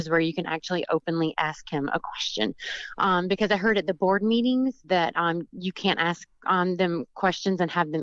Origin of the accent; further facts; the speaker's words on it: the South, United States; I'm from the South